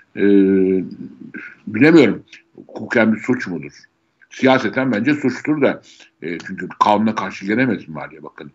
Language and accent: Turkish; Istanbul, Turkey; Doğma büyüme İstanbulluyum.